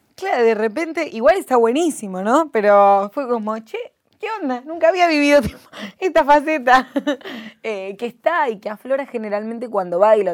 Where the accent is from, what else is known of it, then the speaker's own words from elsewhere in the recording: Lanús, Buenos Aires Province, Argentina; vengo del barrio de Lanús